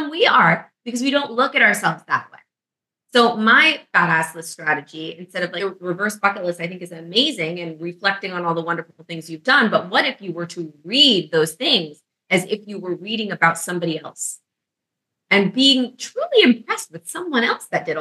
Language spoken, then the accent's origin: English; New York City, New York, United States; moved away as an adult; now in Florida, United States; I'm from New York